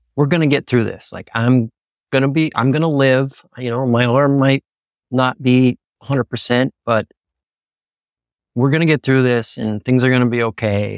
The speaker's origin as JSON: {"language": "English", "region": "Pennsylvania", "country": "United States", "said": "I'm from Pennsylvania"}